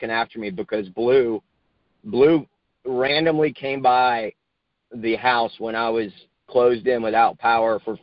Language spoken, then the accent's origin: English; Northern Virginia, United States; moved away as an adult; now in Charlotte, United States; I grew up in Northern Virginia.